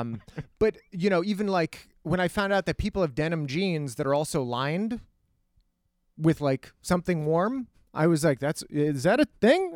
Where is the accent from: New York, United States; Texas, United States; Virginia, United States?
Texas, United States; El Paso; I, I grew up in El Paso, Texas, which is a desert